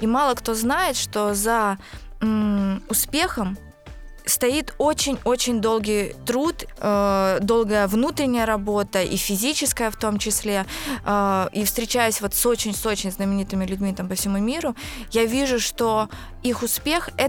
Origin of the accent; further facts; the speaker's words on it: Izhevsk, Udmurtia, Russia; now in Moscow, Russia; 31 год. Выросла в Ижевске, переехала в Москву в 2005 году.